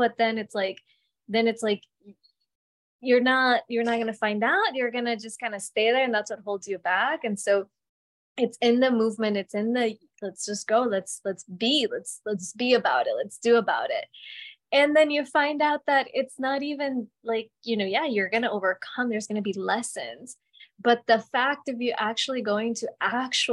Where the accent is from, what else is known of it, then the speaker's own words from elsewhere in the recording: Colombia; moved away; I was born in Colombia, so my family has very different way of looking at relationships.